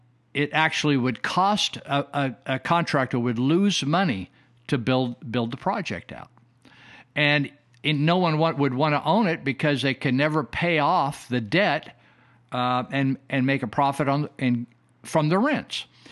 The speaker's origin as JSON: {"language": "English", "region": "California", "country": "United States", "tie": "born or raised there", "said": "I have reminisced or recalled my early days growing up in Northern California and what it was like in the family I grew up"}